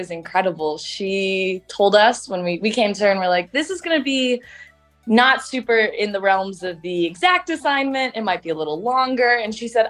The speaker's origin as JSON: {"language": "English", "town": "Chicago", "region": "Illinois", "country": "United States", "tie": "born or raised there", "said": "I was born and raised in Chicago"}